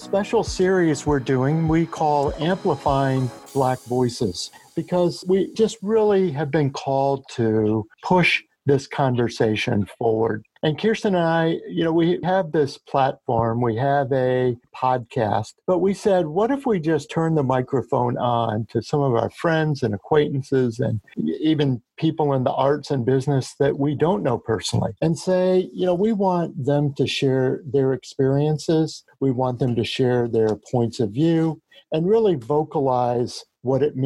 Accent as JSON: {"language": "English", "region": "the South", "country": "United States", "tie": "born or raised there", "said": "I grew up in the South."}